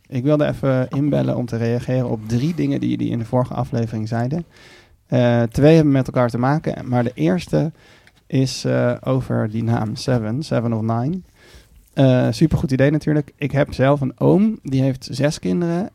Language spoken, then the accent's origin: Dutch; Haarlem, North Holland, Netherlands; also born or lived in Amsterdam; ik ben geboren in Amsterdam, maar toen op mijn zevende in Haarlem naar Haarlem verhuisd.